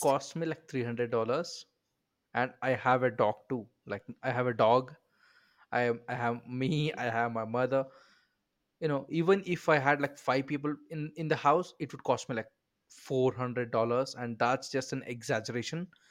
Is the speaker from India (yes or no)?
yes; India; I'm an Indian